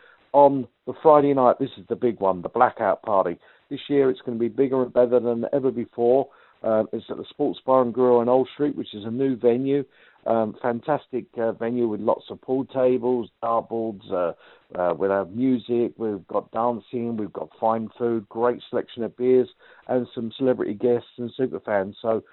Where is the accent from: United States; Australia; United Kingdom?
United Kingdom; London; the Raiders are back in my hometown, London